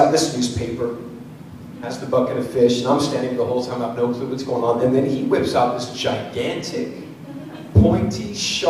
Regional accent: San Diego, California, United States; moved away; also born or lived in Washington; I grew up in San Diego before I moved to the Northwest

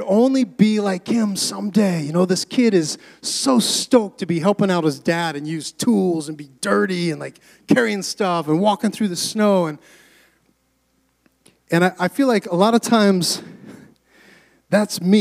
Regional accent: Pacific Northwest, United States; moved away; I grew up in the Pacific Northwest

